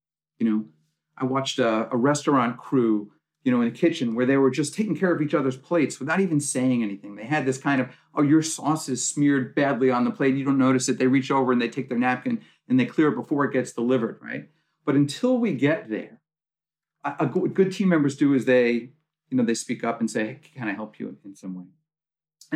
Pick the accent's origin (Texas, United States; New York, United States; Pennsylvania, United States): New York, United States; I'm from New York